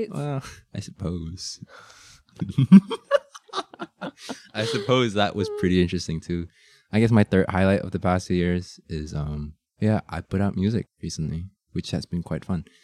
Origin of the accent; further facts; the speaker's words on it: Shanghai, China; born there; I'm um I was born in Shanghai.